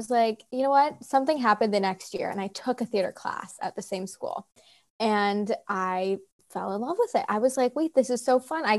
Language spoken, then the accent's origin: English; Seattle, Washington, United States; I grew up in Seattle